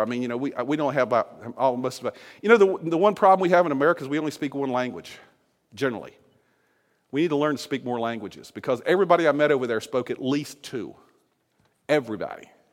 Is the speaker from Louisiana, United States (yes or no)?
no; Virginia, United States; the state of Virginia, my home state